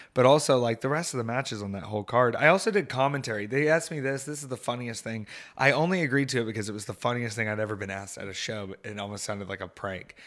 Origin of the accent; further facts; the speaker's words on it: Atlanta, Georgia, United States; my hometown here in Atlanta